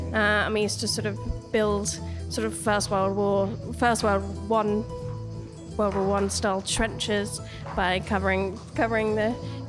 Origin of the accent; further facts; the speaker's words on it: Cambridgeshire, the Fens, East of England, United Kingdom; We lived in the countryside, so we had a few acres free to play. We grew up in Cambridgeshire in the Fens, and so there was several dry dykes.